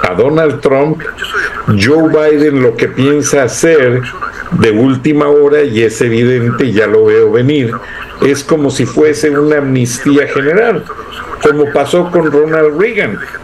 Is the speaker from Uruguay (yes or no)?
no; Mexico; las buenas costumbres que tenemos como mexicanos